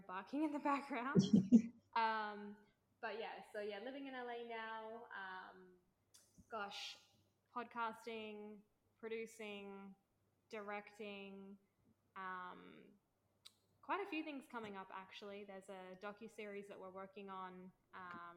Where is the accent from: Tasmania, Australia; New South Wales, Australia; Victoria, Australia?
Victoria, Australia; Melbourne; moved away; born and bred in Oz, always been a creative